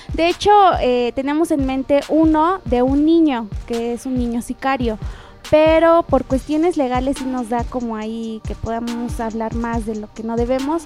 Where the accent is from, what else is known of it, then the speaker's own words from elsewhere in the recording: Puebla, Mexico; Yo soy poblana.